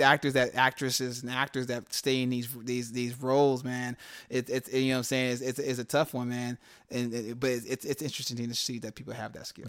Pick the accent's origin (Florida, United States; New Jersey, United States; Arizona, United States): Arizona, United States; Phoenix; also born or lived in California; I came back to my city